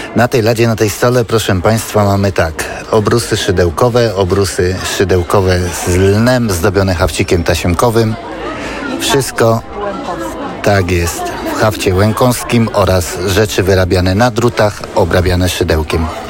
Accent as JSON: {"language": "Polish", "region": "Silesian Voivodeship", "country": "Poland", "moved": "yes", "said": "ja pochodzę ze Śląska"}